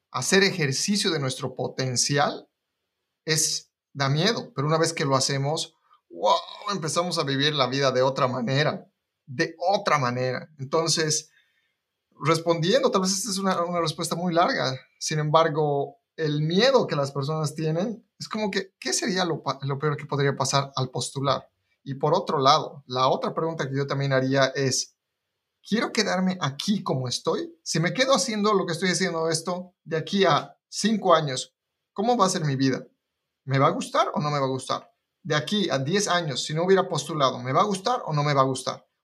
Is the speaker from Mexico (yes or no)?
no; Bolivia; now in United States; la forma en la que yo me mudé de Bolivia a Estados Unidos